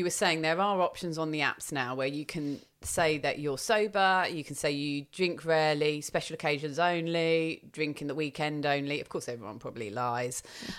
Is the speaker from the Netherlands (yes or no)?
no; England, United Kingdom; I also don't put on there that I'm English.